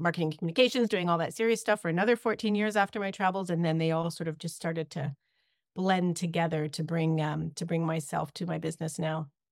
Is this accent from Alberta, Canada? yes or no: no; Ontario, Canada; moved away as an adult; now in British Columbia, Canada; I grew up in Ontario